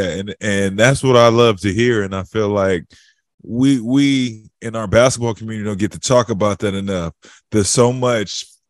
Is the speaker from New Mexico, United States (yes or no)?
no; California, United States; I'm from Cali.